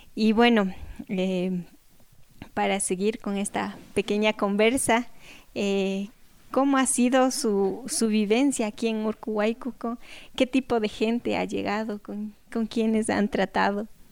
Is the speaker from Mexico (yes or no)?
no; Cañar, Ecuador; Cañar, de donde yo soy